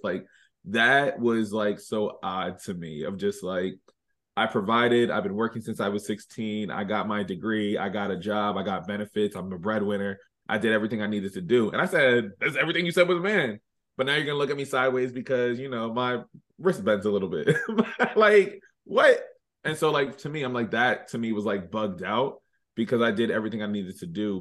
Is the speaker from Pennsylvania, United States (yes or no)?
yes; Reading, Pennsylvania, United States; moved away as an adult; now in Philadelphia, United States; born and raised in Redding, Pennsylvania. I've been living in Philly for the last three and a half years now